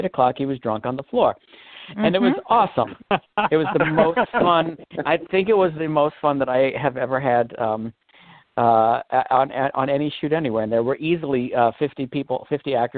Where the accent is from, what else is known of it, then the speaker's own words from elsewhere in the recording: New York City, New York, United States; growing up in the Bronx, in an Italian neighborhood in the Bronx